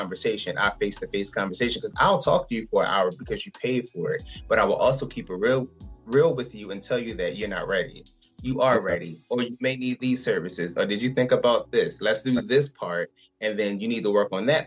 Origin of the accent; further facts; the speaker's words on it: Philadelphia, Pennsylvania, United States; I'm from Philadelphia